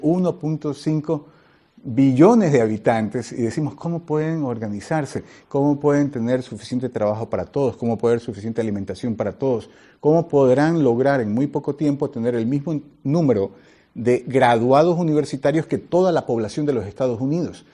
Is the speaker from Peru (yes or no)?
no; Ecuador; now in Beijing, China; nosotros que venimos de Ecuador somos una nación de 15 millones de habitantes